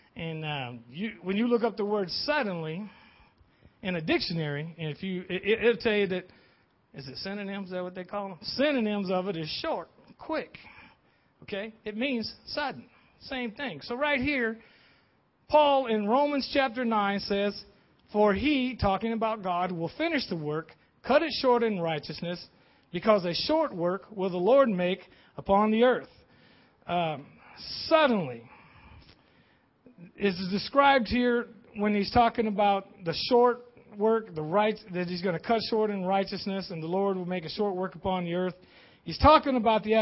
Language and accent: English; Tuscaloosa, Alabama, United States; moved away; I was born and raised in Tuscaloosa, Alabama. Now, that's a long ways from here